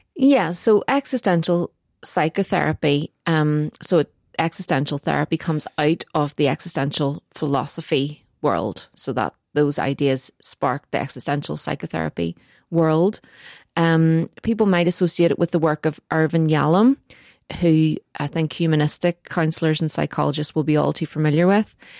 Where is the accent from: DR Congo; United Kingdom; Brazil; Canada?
United Kingdom; Northern Ireland; It's very complicated to be Northern Irish.